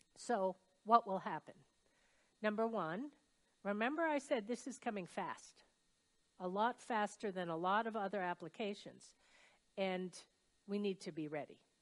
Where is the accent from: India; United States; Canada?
United States; Brunswick, Maine; my hometown, which is Brunswick, Maine